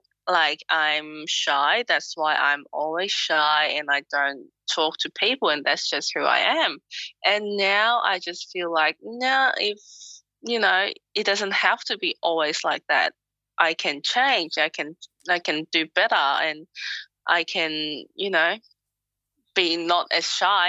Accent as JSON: {"language": "English", "country": "Hong Kong", "lives_now": "Melbourne, Australia", "said": "they asked me where I'm from. And instead of saying Hong Kong, I tell them I'm from Melbourne, Australia."}